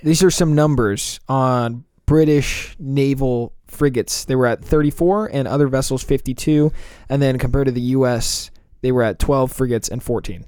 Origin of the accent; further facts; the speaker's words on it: United States; being American